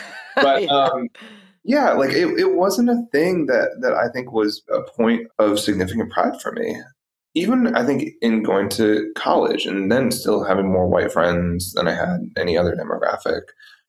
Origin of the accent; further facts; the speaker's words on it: London, United Kingdom; born there; I was born in London.